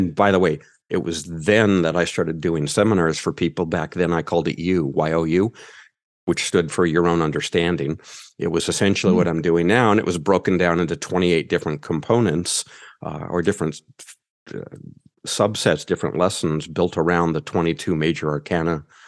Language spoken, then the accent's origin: English; United States; accent: American; I'm male and I'm American.